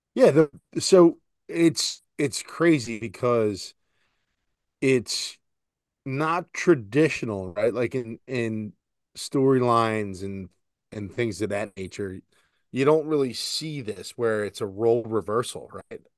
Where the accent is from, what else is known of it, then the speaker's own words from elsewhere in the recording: Philadelphia, Pennsylvania, United States; we're from Philadelphia this is blue collar